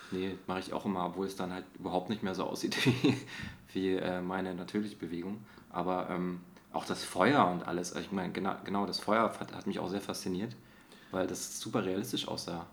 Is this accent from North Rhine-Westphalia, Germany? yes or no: no; Dresden, Saxony, Germany; now in Berlin, Germany; Ich komme ja eigentlich aus Dresden